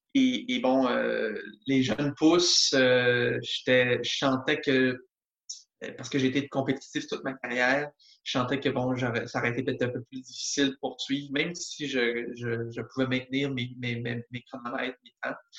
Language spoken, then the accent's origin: French; Montreal, Quebec, Canada; je viens de la de Montréal